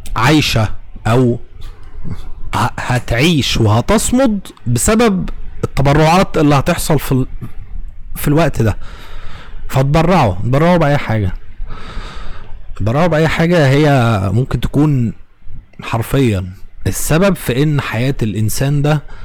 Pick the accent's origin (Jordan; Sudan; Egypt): Egypt